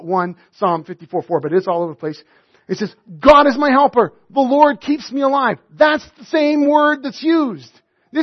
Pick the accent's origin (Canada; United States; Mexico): Canada; Northern Alberta; I was raised in Northern Alberta